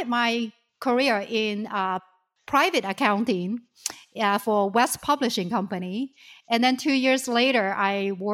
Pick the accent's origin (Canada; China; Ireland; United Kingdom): China; southern China; moved away as an adult; also born or lived in Shenzhen, China; now in United States; I was born and raised in China, in southern part of China